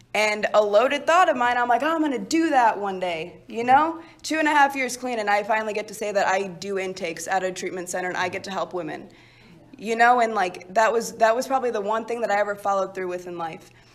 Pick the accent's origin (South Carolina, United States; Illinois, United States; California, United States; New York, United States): Illinois, United States; Chicago; originally, I'm from Chicago